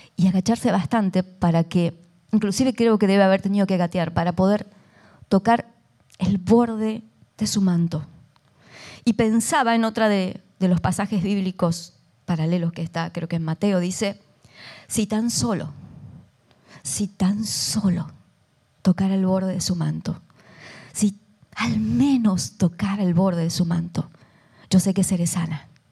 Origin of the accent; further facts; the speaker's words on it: Argentina; soy argentina